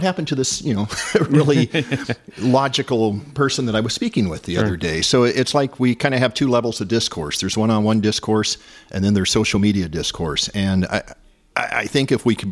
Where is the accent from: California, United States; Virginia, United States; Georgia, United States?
California, United States; Corning; also born or lived in San Francisco Bay Area, California; I grew up locally near Corning, fifth generation sheep ranch